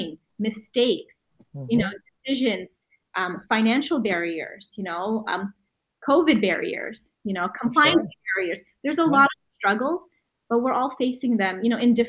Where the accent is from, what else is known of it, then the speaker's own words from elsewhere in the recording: Canada; we're Canadian.